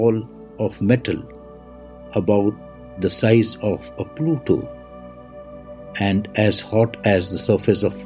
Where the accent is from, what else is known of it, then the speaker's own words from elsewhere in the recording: India; I am the Indian monk